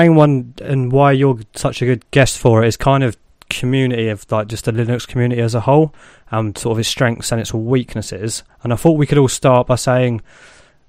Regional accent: United Kingdom; I'm not American, which is a really strange one. I've had people going, oh, you're British, and like getting really like aggro about the fact that I'm British

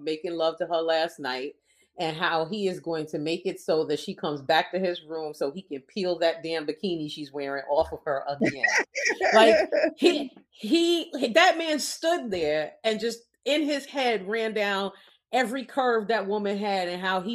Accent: New York, United States; I'm from New York

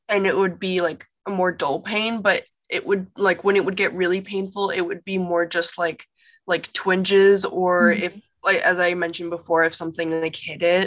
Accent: Chicago, Illinois, United States; moved away as an adult; now in California, United States; I'm from Chicago, Illinois. And I'm living in California right now

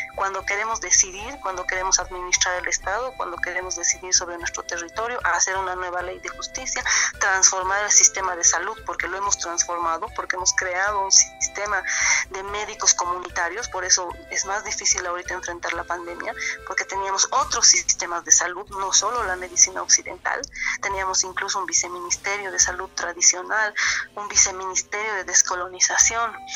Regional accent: Bolivia; yo soy Aymara, soy em, de aquí, de, este territorio que ahora se llama Bolivia

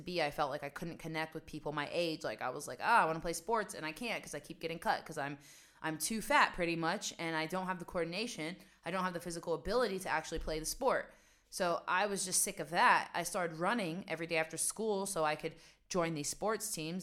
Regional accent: West Virginia, United States; also born or lived in New York; now in Amsterdam, Netherlands; I grew up in West Virginia and this was at a time when nobody had internet.

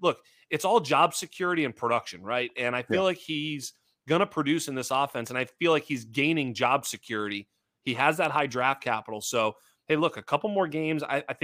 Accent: Boston, Massachusetts, United States; You know, I'm originally from Boston. I'm living in California, but, you know, had some season tickets to the Patriots and been a Patriot fan my whole life.

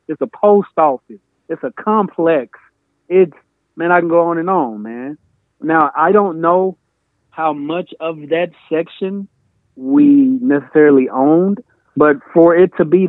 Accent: Oxford, Mississippi, United States; moved away as an adult; born and raised Oxford, Mississippi.

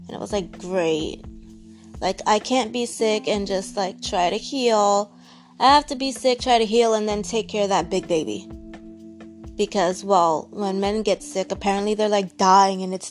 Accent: New York, United States; moved away as an adult; now in Florida, United States; I currently live in Florida. It's going on 4 years. And I've always lived in New York. I'm a New Yorker

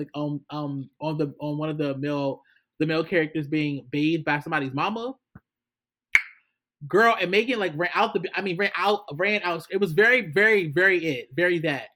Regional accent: United States; I'm an American

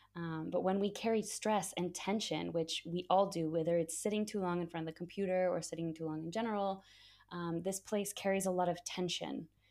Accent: United States; growing up in the States

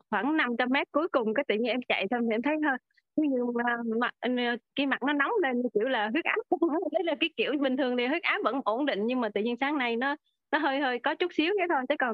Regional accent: Nha Trang, Khanh Hoa, Vietnam; em đến từ Nha Trang

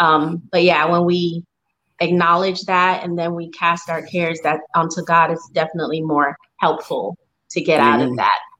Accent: Spanish Town, Surrey, Jamaica; also born or lived in New York; I lived in New York for a few years. So I've been bouncing all over, but I am from originally. I'm from Spanish Town, Jamaica.

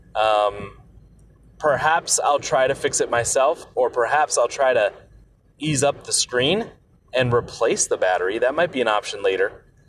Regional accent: United States; as the American there

